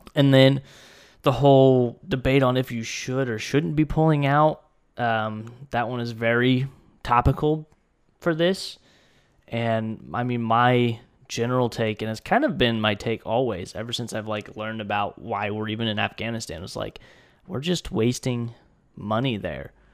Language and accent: English; United States; I'm an American citizen